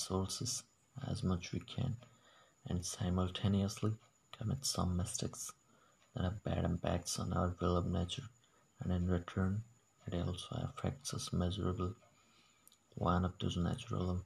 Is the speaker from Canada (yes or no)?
no; Odisha, India; English is a second language; I'm from a small village of Odisha, India